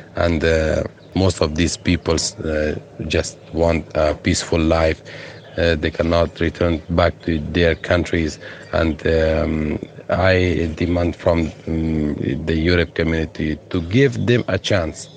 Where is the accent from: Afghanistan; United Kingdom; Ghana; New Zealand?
Afghanistan; English is a second language; moved away as an adult; also born or lived in Moria camp, Lesbos, Greece; now in Lesbos, Greece; from Afghanistan, and I live with my family